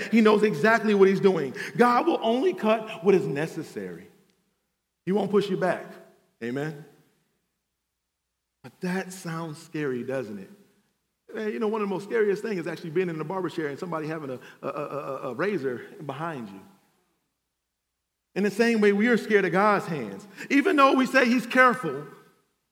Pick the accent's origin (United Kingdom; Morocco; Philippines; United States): United States; Cleveland, Ohio; now in Atlanta, United States; I'm from Cleveland, Ohio